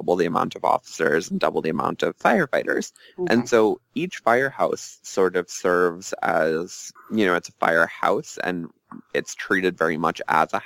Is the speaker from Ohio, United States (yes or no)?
no; Long Island, New York, United States; I grew up on Long Island in a firefighter family